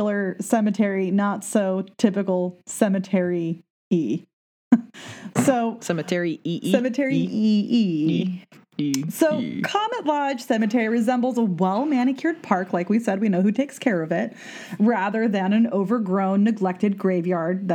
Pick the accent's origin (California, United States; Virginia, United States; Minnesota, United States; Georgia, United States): California, United States; Southern; now in Pacific Northwest, United States; I'm from Southern California